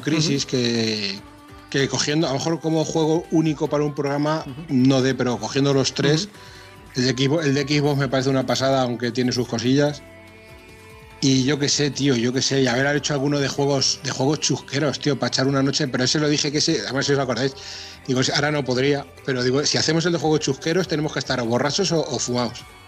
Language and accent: Spanish; Castilla-La Mancha, Spain; como buen manchego